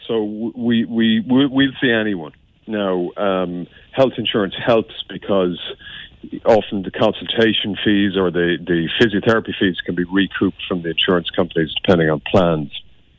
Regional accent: Limerick, Munster, Ireland; I was brought up in Limerick, went to school in Limerick.

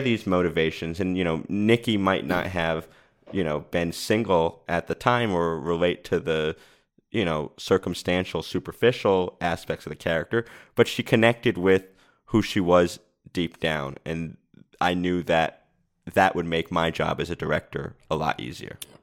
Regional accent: Rhode Island, United States; now in Los Angeles, United States; I moved out here and I, I'm from Rhode Island

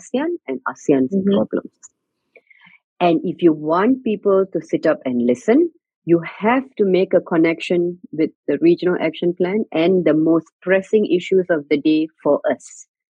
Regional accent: Singapore; as a Singaporean

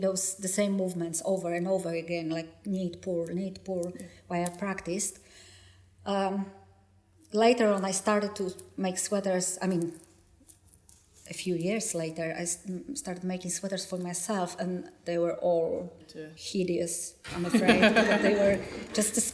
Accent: Poland; accent: Polish; English is a second language; English is my second language, and my accent is... obviously hard, and you can hear my Polish accent

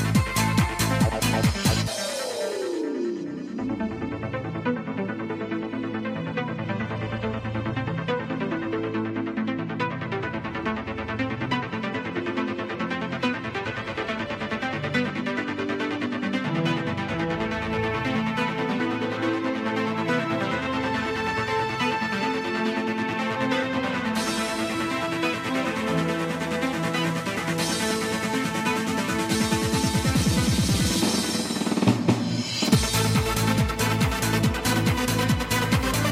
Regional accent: New York City, New York, United States; the Boogie Down, my hometown, the BX

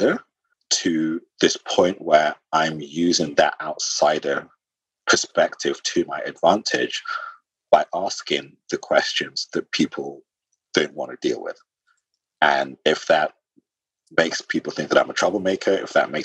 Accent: London, United Kingdom; also born or lived in Sierra Leone; I'm a Londoner, but I'm also, you know, Sierra Leonean.

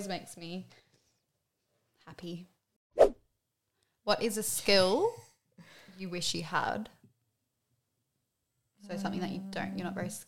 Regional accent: Melbourne, Victoria, Australia; also born or lived in Sydney / Brisbane; now in Sunshine Coast, Australia; Born in Sydney, grew up in Melbourne, moved to Brisbane, now living on the sunny coast.

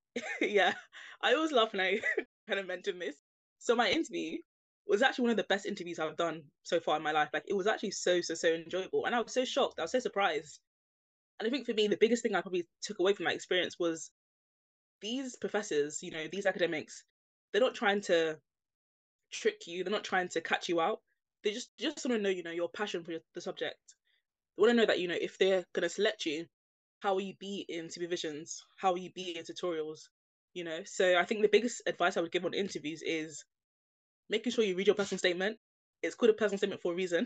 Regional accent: London, United Kingdom; I grew up in East London. I mentioned having Nigerian parents

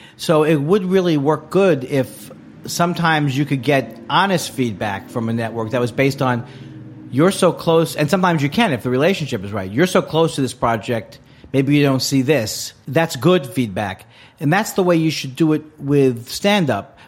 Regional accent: New York City, New York, United States; moved away as an adult; also born or lived in Los Angeles; I grew up in New York

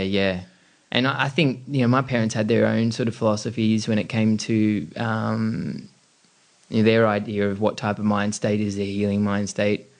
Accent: Camden, New South Wales, Australia; also born or lived in Coogee; Grew up in Camden, right. southwest Sydney.

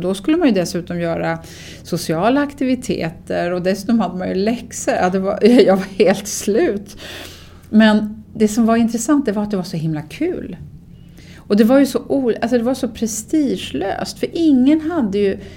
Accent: Sweden; som svensk

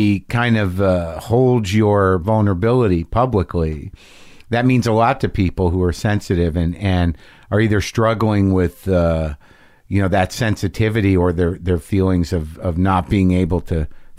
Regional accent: Jersey City, New Jersey, United States; born there; I was born in Jersey City. My father was from Jersey City.

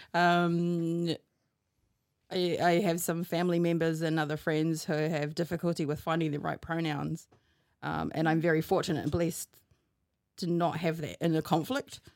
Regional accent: Hamilton, Waikato, New Zealand; also born or lived in Wellington; I come from Hamilton because this is where most of my life was lived, even though, uh, I was born in Wellington

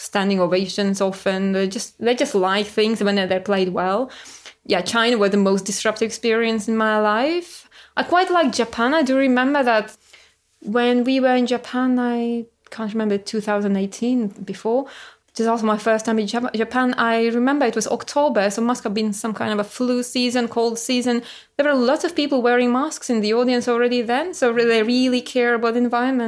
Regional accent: Latvia; moved away; I come from Latvia.

